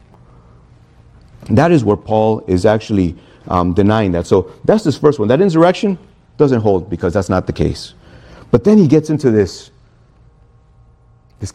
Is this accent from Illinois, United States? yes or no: yes; Chicago, Illinois, United States; now in Miami, United States; I'm from Chicago